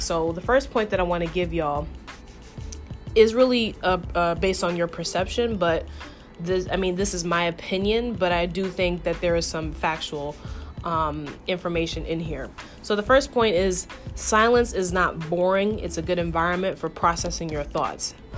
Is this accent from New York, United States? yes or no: yes; New York, United States; I'm born and raised in New York